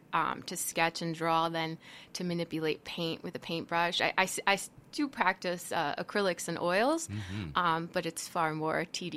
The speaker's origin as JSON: {"language": "English", "town": "Miami Springs", "region": "Florida", "country": "United States", "tie": "born or raised there", "moved": "yes", "lives_now": "South Bend, United States", "said": "I was born and raised in Miami"}